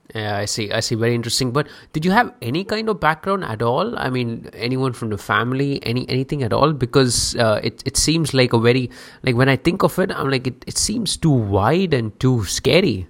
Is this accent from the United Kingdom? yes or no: no; India; I'm from India. I grew up in India.